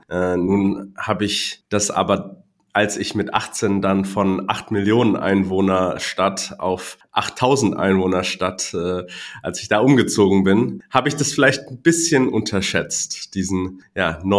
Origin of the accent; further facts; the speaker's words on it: Hong Kong; also born or lived in Düsseldorf, Germany; Ich bin gebürtig aus Hongkong mein Vater ist Deutscher, meine Mutter aus Taiwan.